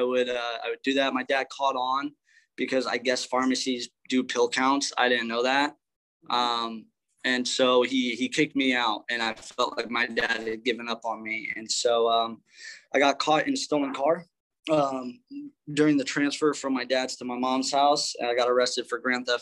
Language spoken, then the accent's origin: English; Indianapolis, Indiana, United States; I grew up in Indianapolis. That's where I'm originally from.